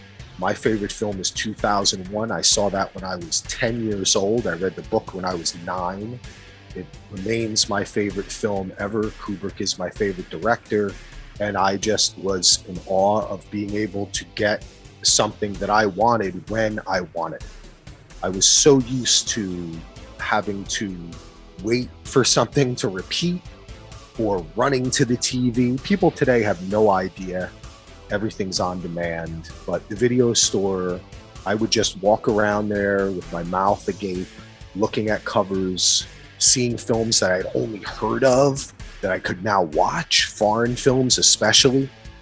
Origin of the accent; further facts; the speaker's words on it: Springfield, New Jersey, United States; I grew up in Springfield, New Jersey, which is about 20-25 minutes outside of Manhattan.